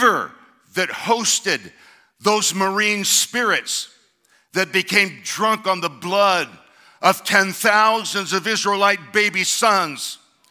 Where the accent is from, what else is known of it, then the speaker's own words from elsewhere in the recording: Southern California, United States; I grew up in Southern California